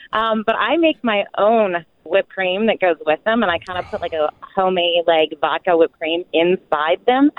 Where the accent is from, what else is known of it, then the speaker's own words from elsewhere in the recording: Texas, United States; now in Pennsylvania, United States; I grew up in Texas